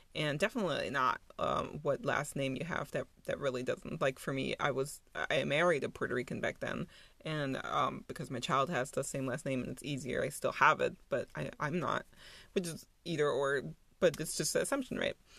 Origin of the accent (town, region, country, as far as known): Germany; born or raised there; moved away as an adult; also born or lived in New York